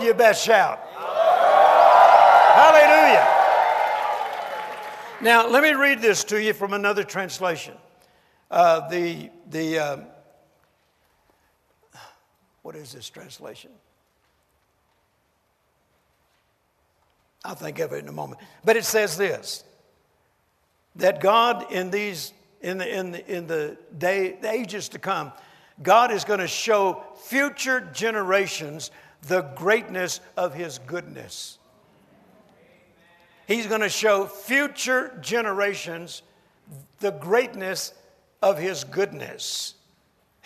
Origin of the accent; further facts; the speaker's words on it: United States; I'm an American